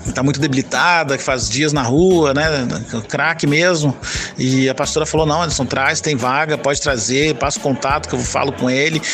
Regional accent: Vila Velha, Espírito Santo, Brazil; direto de Vila Velha, Espírito Santo

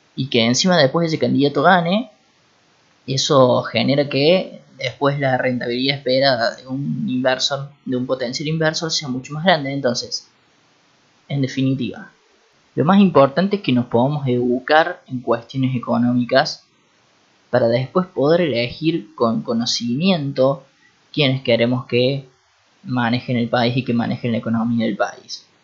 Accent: Argentina; los mismos argentinos

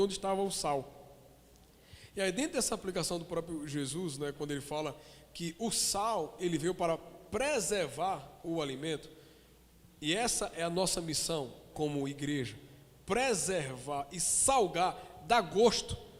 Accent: Caruaru, Pernambuco, Brazil; Eu nasci em Caruaru

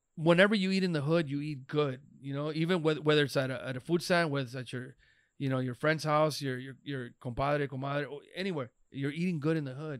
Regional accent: Los Angeles, California, United States; born and raised in East L

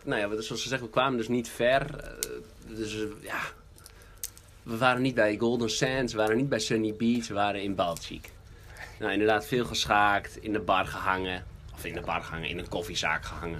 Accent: Netherlands; ons als Hollanders.

